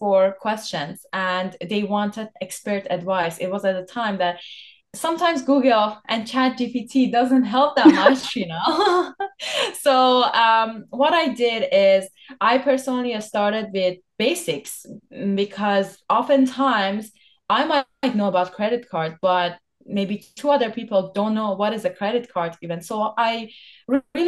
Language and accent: English; Iran; now in Canada; I'm from Iran by born